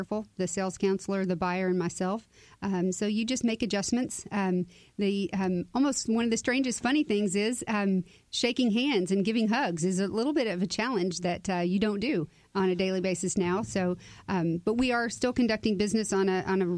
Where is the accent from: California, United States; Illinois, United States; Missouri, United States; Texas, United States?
Texas, United States; Cypress; I was born and raised there. So it's my hometown